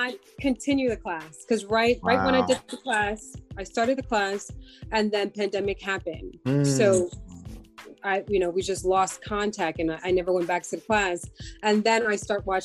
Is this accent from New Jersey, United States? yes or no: yes; New Jersey, United States; I'm from New Jersey